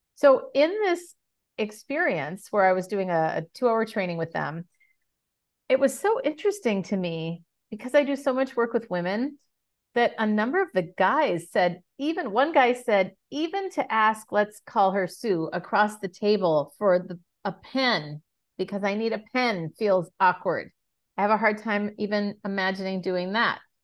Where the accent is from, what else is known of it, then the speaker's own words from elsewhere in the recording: Minneapolis, Minnesota, United States; moved away as an adult; now in San Francisco, United States; I'm originally from Minneapolis